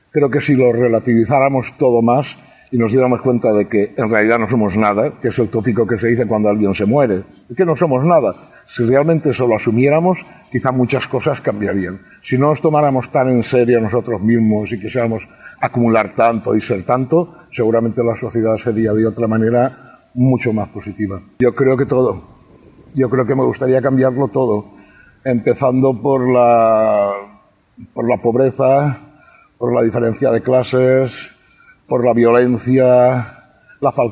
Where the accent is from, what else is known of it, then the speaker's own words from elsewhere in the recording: Estivella, Valencian Community, Spain; Vivía al aire libre, yo soy de Estivella, no soy del puerto. Entonces, claro, es un pueblo pequeño donde todas las casas estaban siempre abiertas